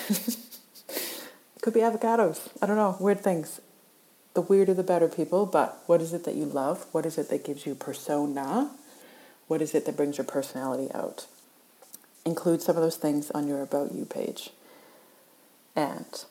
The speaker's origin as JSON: {"language": "English", "country": "Canada", "moved": "yes", "lives_now": "Australia", "said": "I live in Australia. I'm originally from Canada, and I like to say aboot."}